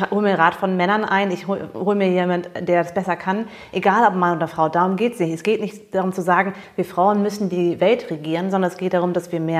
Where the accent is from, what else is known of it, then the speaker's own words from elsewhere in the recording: Germany; also born or lived in United States; ich bin ja Amerikanerin, aber ich bin auch sehr deutsch und bin in Deutschland aufgewachsen.